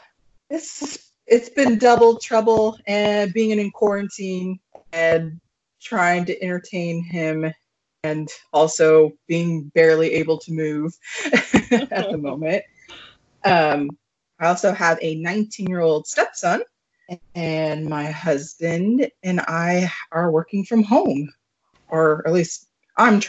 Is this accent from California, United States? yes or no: yes; California, United States; now in Washington, United States; I'm from California, so I'm moving to Washington